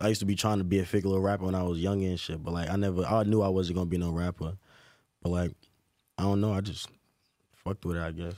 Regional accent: Newark, New Jersey, United States; growing up in Newark was fun

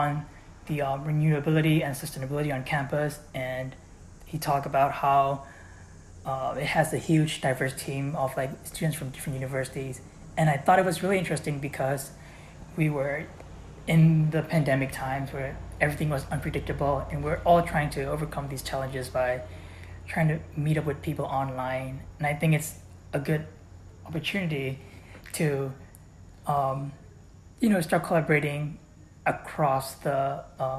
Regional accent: Myanmar; now in Cleveland, United States; I'm an international student here, and I am originally from Myanmar, which is a country in Southeast Asia that is formerly known as Burma.

